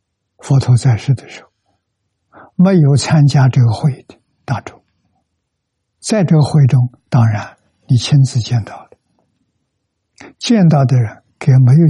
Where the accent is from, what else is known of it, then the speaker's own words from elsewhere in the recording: China; 我们中国人